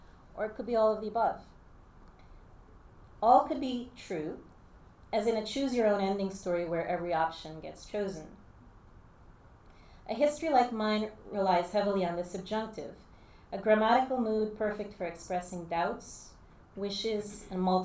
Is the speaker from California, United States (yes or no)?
no; Jersey City, New Jersey, United States; also born or lived in Guyana; I grew up in Jersey City